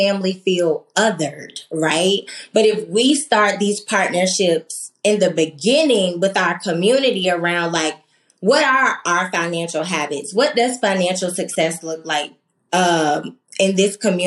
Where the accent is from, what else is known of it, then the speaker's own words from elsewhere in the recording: Norfolk, Virginia, United States; moved away; I grew up in Norfolk, Virginia, and I remember my elementary school being this just place of community and trust